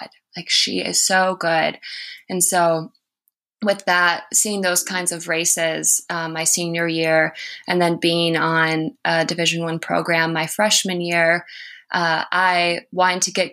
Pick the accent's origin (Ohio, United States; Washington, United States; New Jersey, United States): Ohio, United States; Toledo; I grew up in Toledo, Ohio